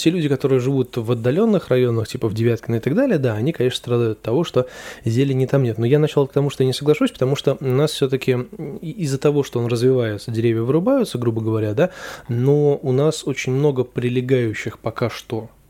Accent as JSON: {"language": "Russian", "region": "Saint Petersburg", "country": "Russia", "tie": "born or raised there", "said": "Родился в Петербурге я, вырос в Петербурге, учился тоже в Петербурге. Я, соответственно, никуда не переезжал."}